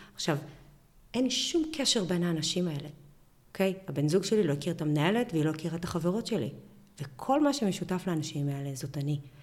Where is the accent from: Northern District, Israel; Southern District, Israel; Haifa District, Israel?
Northern District, Israel; Bar'am; אני גדלתי בקיבוץ ברם בשנות ה-80